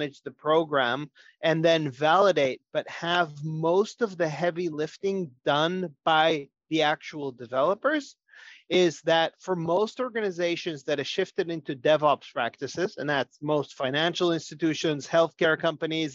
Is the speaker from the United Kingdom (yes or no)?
no; Israel; moved away as an adult; now in United States; I'm originally from Israel, but have been in the US for many years